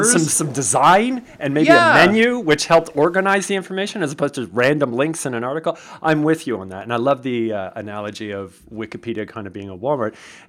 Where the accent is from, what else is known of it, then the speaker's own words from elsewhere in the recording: Canada; even as a Canadian, I learned so much.